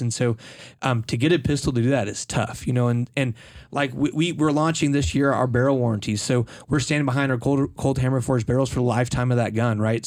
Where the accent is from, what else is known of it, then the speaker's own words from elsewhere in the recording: United States; as an American, right, I grew up learning about Colt.